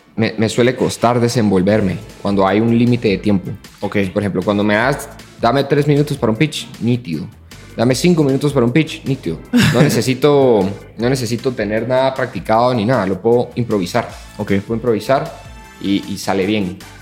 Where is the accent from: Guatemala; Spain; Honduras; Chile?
Guatemala